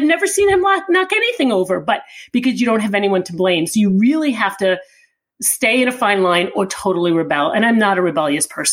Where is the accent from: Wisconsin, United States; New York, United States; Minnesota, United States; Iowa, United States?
New York, United States; Long Island; now in New York City, United States; we grew up Italian family on Long Island.